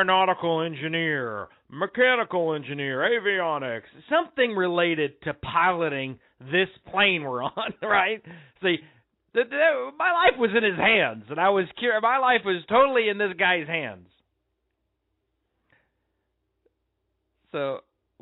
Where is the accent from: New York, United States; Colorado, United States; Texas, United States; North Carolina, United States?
Colorado, United States; I grew up in Colorado